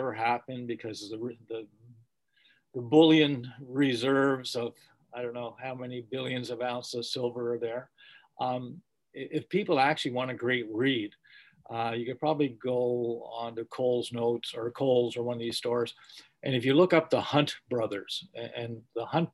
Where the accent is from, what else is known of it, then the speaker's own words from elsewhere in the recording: Scotland, United Kingdom; I'm Scottish